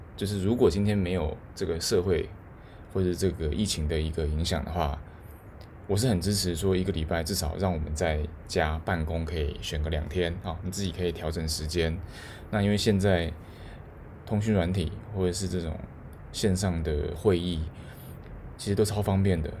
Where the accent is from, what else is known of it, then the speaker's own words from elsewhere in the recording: Taiwan; now in Tokyo, Japan; 我最想做的就是回台湾，就是我可能真的想要回台湾一趟，然后去看看我的家人